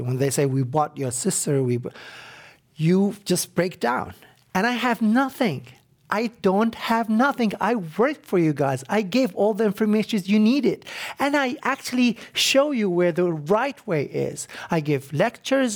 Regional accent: Iraq; moved away as an adult; now in United States

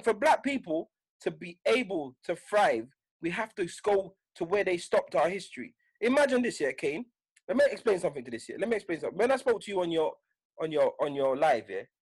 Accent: United Kingdom; I'm British, but I'm British to Jamaican parents.

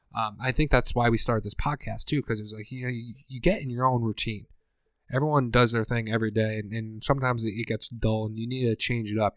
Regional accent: Scranton, Pennsylvania, United States; I'm from Scranton

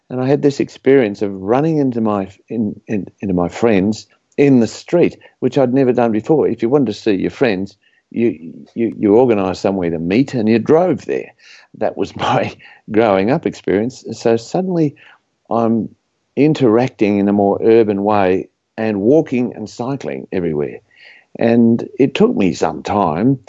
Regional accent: Australia; I was grew up as an Australian suburban person

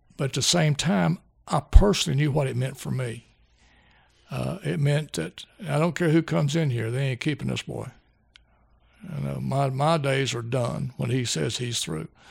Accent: Kentucky, United States; I grew up in Kentucky. This is my home

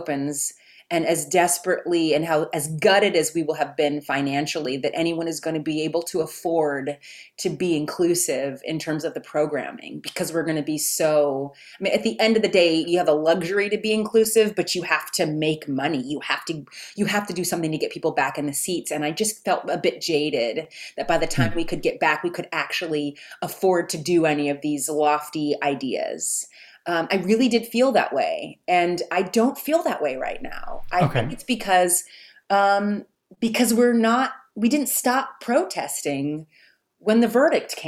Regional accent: Texas, United States; I grew up in Texas in the 80s

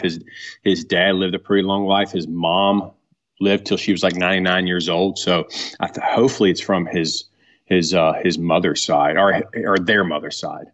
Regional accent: Blue Ridge Mountains, Virginia, United States; now in Carthage, North Carolina, United States; I was born in Virginia, um, and right, right on the outskirts of the Blue Ridge Mountains. Um, so I was, grew up a mountain boy

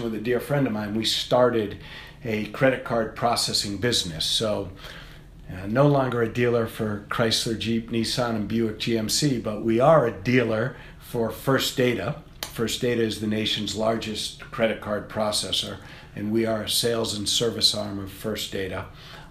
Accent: Worcester, Massachusetts, United States; I grew up in Worcester, and I live outside of Worcester now

